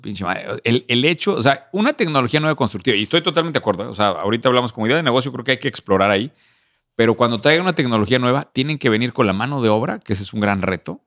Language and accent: Spanish; Querétaro, Mexico; Nos de Querétaro